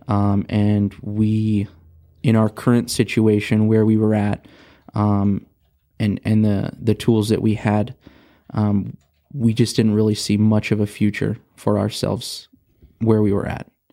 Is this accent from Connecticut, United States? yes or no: no; Rialto, California, United States; also born or lived in Rancho Cucamonga, California; I grew up in Southern California, um, from Rialto